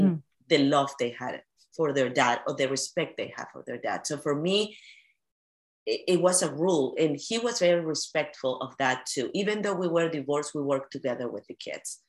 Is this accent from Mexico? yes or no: no; Peru; now in United States; I come from Peru